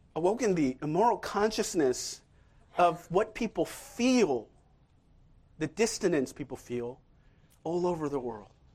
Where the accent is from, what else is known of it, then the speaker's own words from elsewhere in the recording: Seoul, South Korea; moved away; I'm from Seoul myself. I was born there.